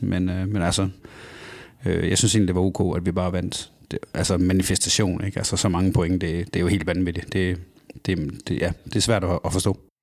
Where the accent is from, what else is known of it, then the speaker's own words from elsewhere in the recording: Kibæk, Central Denmark Region, Denmark; hjemme i Kibæk, i den lille by, jeg kommer fra